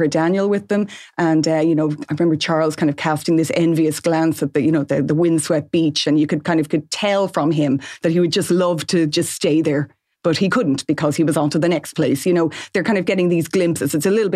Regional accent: Ireland; we know as Irish people

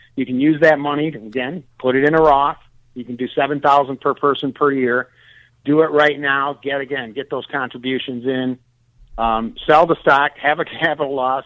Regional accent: Detroit, Michigan, United States; I'm originally from Detroit

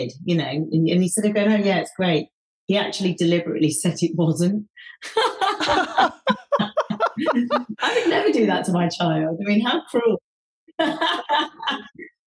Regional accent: Leicester, East Midlands, United Kingdom; growing up in Leicester

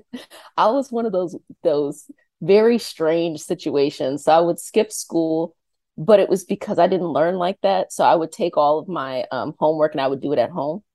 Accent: Arlington, Virginia, United States; I'm from Arlington, Virginia

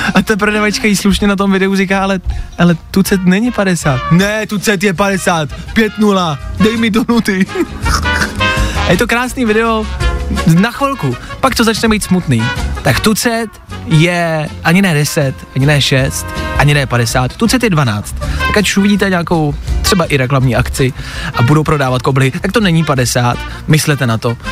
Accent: Plzeň, Plzeň Region, Czechia; u nás v Plzni

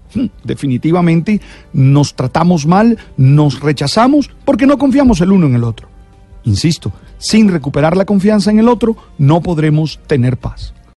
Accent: Santa Marta, Magdalena, Colombia; Nací en Santa Marta, una ciudad ah, pequeña en la que casi todos nos conocíamos

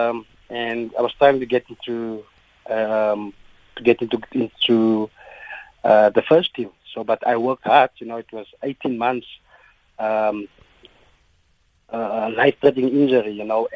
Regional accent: Bloemfontein, Free State, South Africa; I'm from Bloemfontein, Heidedal. It's an area in Bloemfontein, near the stadium

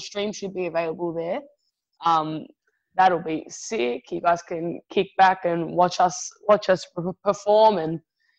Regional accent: Australia; I'm Italian too, you know? I'm Italian Aussie, so we always look out for our own, you know?

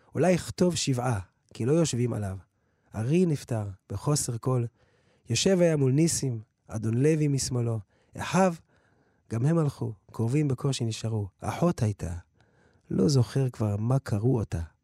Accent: Jerusalem, Jerusalem District, Israel; also born or lived in United States; אנחנו גדל בנחלאות

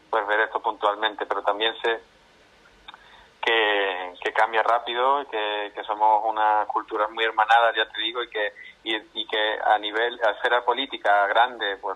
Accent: Spain; aunque somos la mayoría de mis compañeros somos españoles

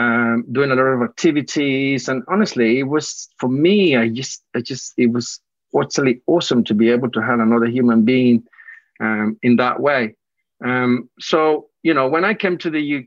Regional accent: Colombia; moved away; I was born in Colombia myself

